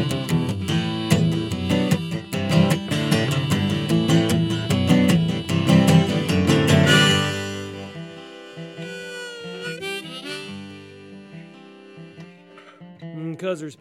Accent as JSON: {"language": "English", "area": "Shenandoah Valley", "region": "Virginia", "country": "United States", "tie": "born or raised there", "moved": "as an adult", "said": "growing up in the Shenandoah Valley"}